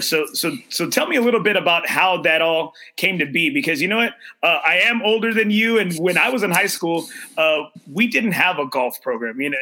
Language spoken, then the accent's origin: English; Corpus Christi, Texas, United States; moved away as an adult; also born or lived in San Antonio, Texas; my hometown where I grew grew up